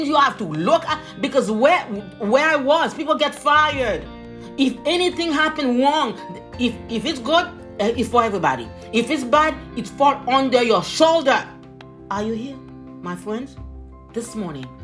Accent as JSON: {"language": "English", "country": "Haiti", "moved": "yes", "said": "young, Haitian, immigrant"}